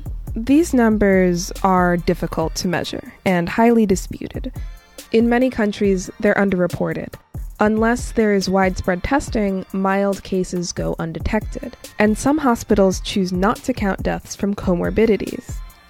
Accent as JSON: {"language": "English", "region": "New York", "country": "United States", "said": "I'm also a New Yorker"}